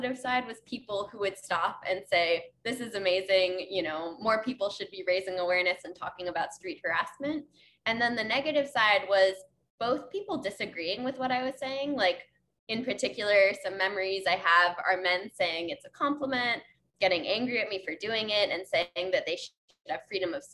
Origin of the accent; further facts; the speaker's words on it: New York, United States; I used chalk when I was a kid growing up in New York